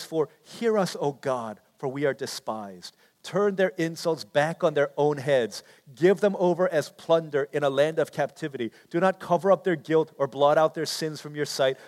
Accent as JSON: {"language": "English", "area": "D.C.", "region": "Virginia", "country": "United States", "tie": "born or raised there", "also_born_or_lived": "Washington, D.C.", "said": "growing up in Washington, D.C., in Virginia, in the shadow of D.C."}